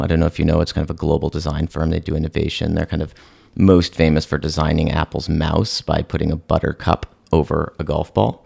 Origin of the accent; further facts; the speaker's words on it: San Francisco, California, United States; moved away as an adult; also born or lived in Chicago / New York; I was born and raised in San Francisco